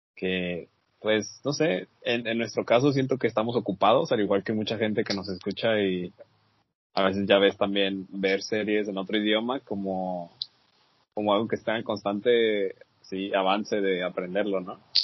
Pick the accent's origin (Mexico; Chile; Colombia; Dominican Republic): Mexico; uno como mexicano